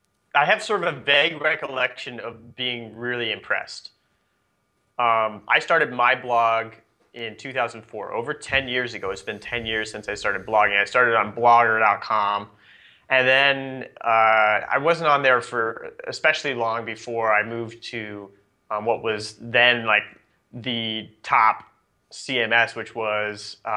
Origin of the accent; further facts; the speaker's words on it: Nebraska, United States; I grew up in Nebraska. It's kind of middle of nowhere